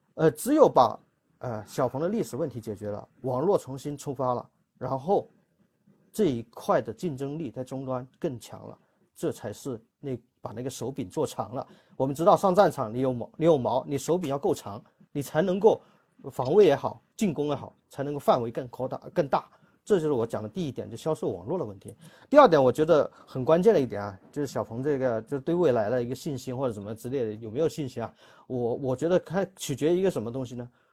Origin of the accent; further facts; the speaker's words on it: Guangdong, China; 用我们广东话来说